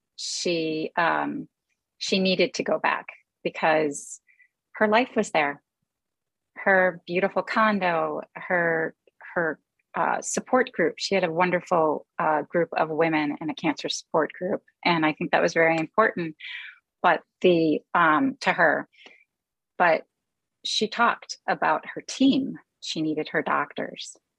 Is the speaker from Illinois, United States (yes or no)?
yes; Chicago, Illinois, United States; moved away as an adult; also born or lived in California; now in Minneapolis, United States; We were born in California, and then our parents separated and eventually divorced, and we grew up in Chicago